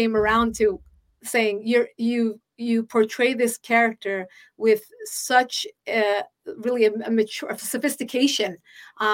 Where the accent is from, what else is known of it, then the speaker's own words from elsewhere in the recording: United States; I was born in the United States